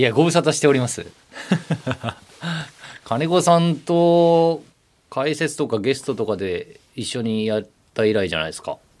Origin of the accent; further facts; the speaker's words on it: Shikoku, Ehime, Japan; moved away as an adult; 四国なんで僕は本州が憧れてましたよ